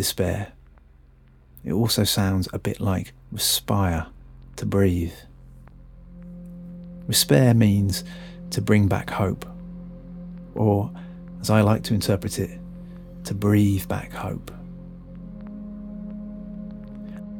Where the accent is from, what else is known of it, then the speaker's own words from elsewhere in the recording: Birmingham, West Midlands, United Kingdom; also born or lived in Hackney, London; now in London, United Kingdom; I'm from Birmingham